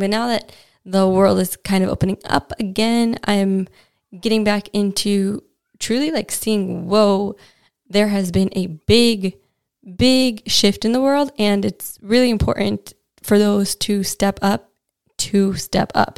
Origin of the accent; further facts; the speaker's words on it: United States; now in London, United Kingdom; as an American